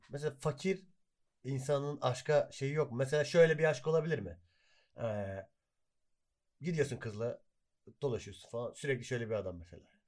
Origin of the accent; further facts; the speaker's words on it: Hatay, Turkey; Hataylıyız biz.